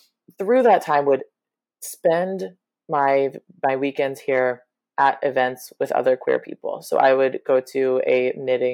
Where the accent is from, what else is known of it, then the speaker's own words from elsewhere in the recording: Arkansas, United States; moved away as an adult; now in New York City, United States; I was raised in Arkansas